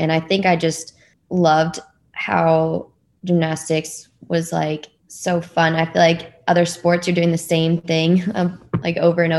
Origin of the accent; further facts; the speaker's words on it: Dallas, Texas, United States; Yeah, I'm from Dallas, Texas, and I'm one of three girls.